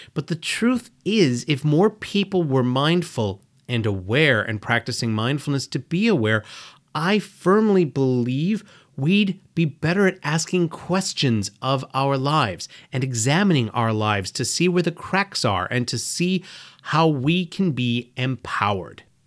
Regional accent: United States; I was born and raised in America

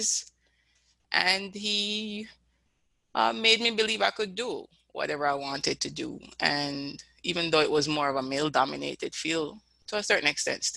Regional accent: Kingston, Jamaica; moved away as an adult; also born or lived in St. Andrew, Jamaica; now in United States; I would tell people I'm from Kingston. That's where I grew up.

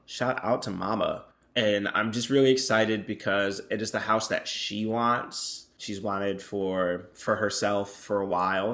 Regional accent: North Carolina, United States; I'm from North Carolina

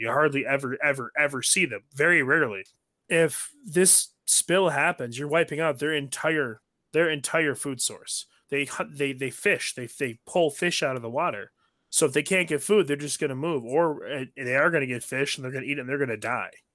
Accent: Michigan, United States; I was born and raised in Michigan

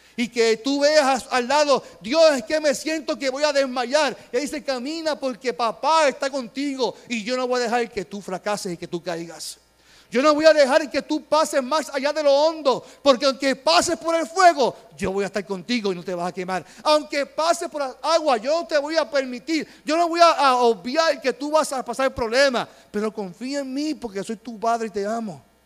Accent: Puerto Rico; como pueblo puertorriqueño

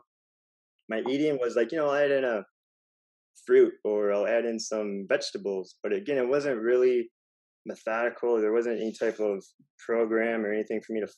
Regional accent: Wisconsin, United States; moved away as an adult; also born or lived in California; now in Miami, United States; I'm from Wisconsin

